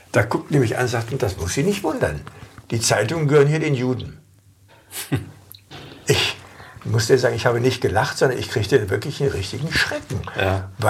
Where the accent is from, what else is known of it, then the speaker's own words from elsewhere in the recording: Hanover, Lower Saxony, Germany; Ich komme aus Hannover, aus einem Pfarrhaus. Mein Vater war Superintendent von Hannover-Linden, ein sehr großer Kirchenkreis.